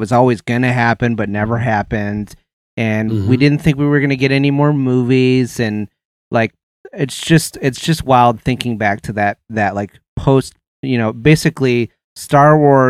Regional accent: Ohio, United States; You're from Ohio. I'm from Ohio too.

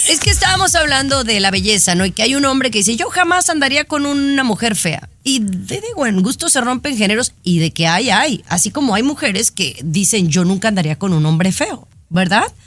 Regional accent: Mexico; Yo soy mexicana

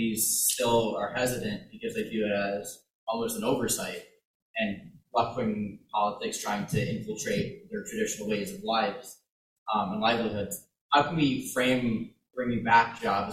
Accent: Illinois, United States; I'm from Illinois

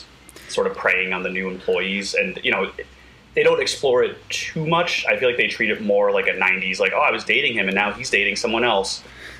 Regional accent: New York, United States; moved away; also born or lived in Chicago; I'm from New York, I've lived in Chicago, I've worked downtown

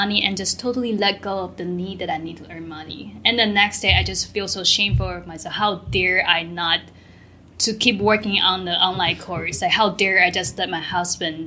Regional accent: Taiwan; moved away; I am from Taiwan

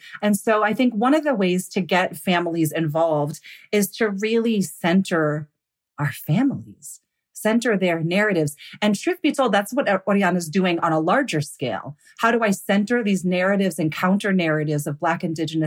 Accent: United States; I grew up here in the United States.

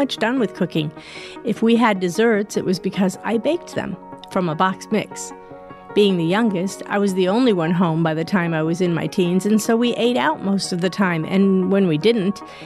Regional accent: New Hampshire, United States; I grew up in New Hampshire

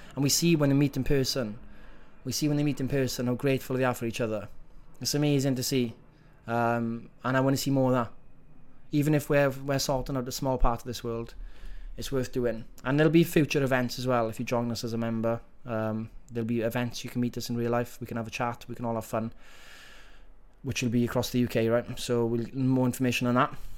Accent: Wales, United Kingdom; accent: Welsh; my Welsh accent

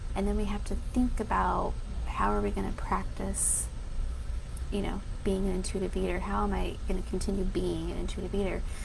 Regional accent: Denver, Colorado, United States; being that I'm from Denver, Colorado

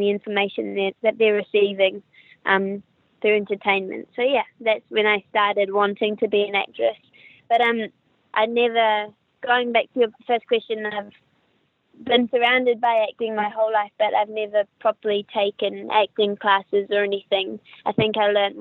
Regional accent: New Zealand; accent: New Zealander; also born or lived in Wellington; you can probably hear from my accent that I'm a New Zealander. I'm from New Zealand. I live in Wellington, which is the capital.

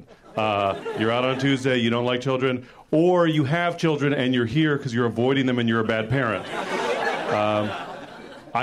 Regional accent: San Francisco, California, United States; I am from San Francisco

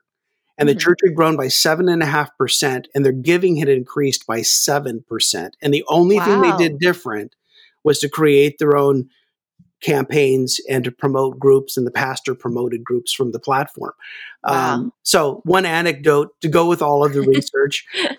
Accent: Kansas, United States; Well, actually, I grew up in Kansas, so I really have no accent.

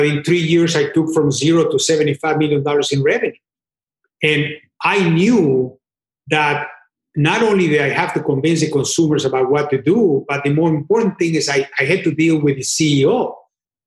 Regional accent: Mexico; moved away as an adult; I was born in Mexico and I worked in Japan and in Brazil and everywhere else.

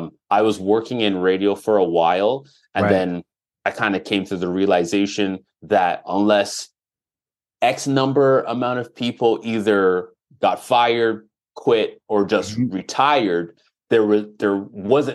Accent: Toronto, Ontario, Canada; growing up in Jane and Finch, especially during that time, it was one of the quote unquote problem areas

